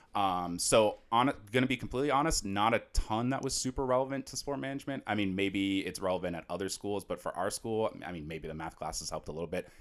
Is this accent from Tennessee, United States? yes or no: no; Natick, Massachusetts, United States; I'm actually from Natick, Massachusetts. Shout out Natick.